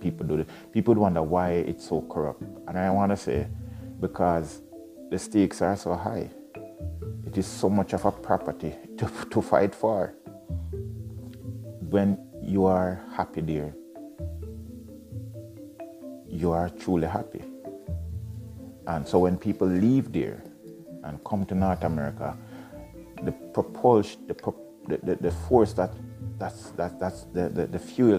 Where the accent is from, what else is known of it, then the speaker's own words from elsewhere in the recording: Jamaica; moved away as an adult; now in Ontario, Canada; I love being Jamaican.